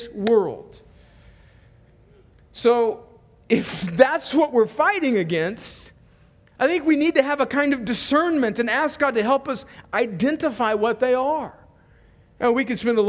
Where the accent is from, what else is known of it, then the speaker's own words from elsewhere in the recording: Mexican border in California, United States; the earliest house that I remember growing up in on the Mexican border in California, you could go out my door where I grew up and you could look down the street and you could actually see Mexico. And my hometown is right on the border